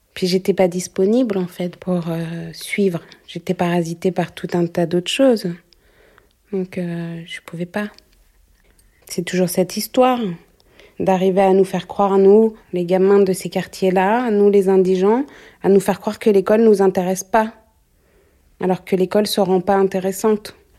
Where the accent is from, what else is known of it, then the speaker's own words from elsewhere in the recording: Paris, Île-de-France, France; J'ai grandi euh, à Belleville